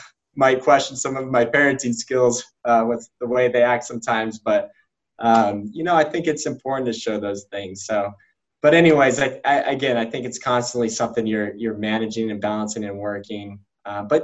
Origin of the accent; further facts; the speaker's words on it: Denver, Colorado, United States; also born or lived in Louisville, Kentucky; now in South Bend, United States; We're originally from Denver